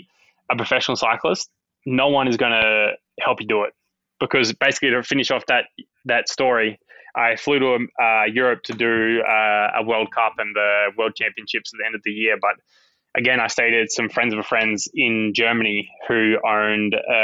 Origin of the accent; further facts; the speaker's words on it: Bendigo, Victoria, Australia; also born or lived in Beechmont; where I grew up in Bendigo, Beachmont, before we moved to Bendigo, was kind of in a really big national park